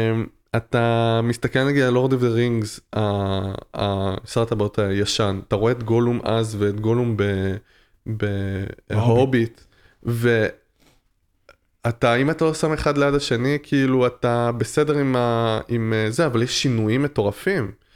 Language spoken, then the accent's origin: Hebrew; France; also born or lived in Tel Aviv; now in Israel; במולדת שלי, בצרפת, כן, נולדתי בצרפת